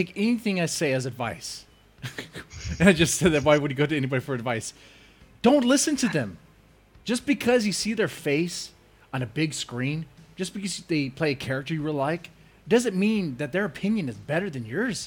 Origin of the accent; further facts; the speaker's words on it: United States; as an American